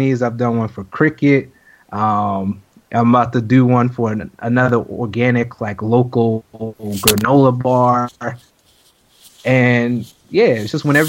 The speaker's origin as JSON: {"language": "English", "country": "United States", "tie": "born or raised there", "moved": "yes", "said": "my hometown area, D.C., Maryland"}